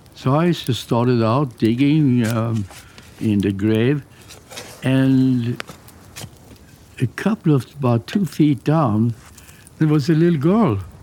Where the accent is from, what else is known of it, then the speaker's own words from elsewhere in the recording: Sweden; English is a second language; moved away as an adult; now in United States; I came over from Sweden as a graduate student